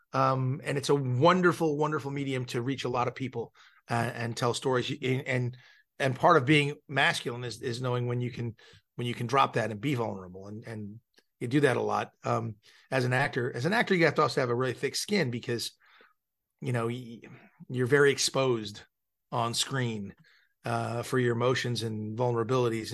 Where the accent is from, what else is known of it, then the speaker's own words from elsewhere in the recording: Malibu, California, United States; I grew up in Malibu, California, so I grew up the son of a film director